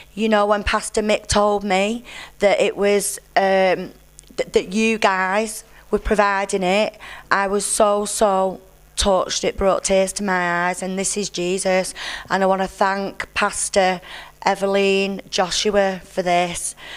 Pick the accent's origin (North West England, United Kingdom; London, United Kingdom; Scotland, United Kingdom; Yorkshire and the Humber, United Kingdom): North West England, United Kingdom; Burnley; I'm from Burnley in Lancashire